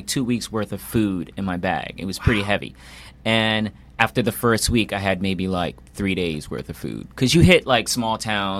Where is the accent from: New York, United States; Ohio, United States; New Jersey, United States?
New York, United States; New York City; also born or lived in Philadelphia; I was born in Brooklyn.